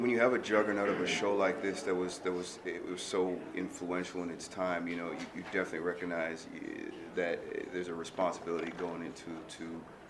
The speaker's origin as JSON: {"language": "English", "country": "Nigeria", "lives_now": "United States", "said": "You know, I'm a Nigerian immigrant, came from humble beginnings and hardworking family, and half my siblings are doctors"}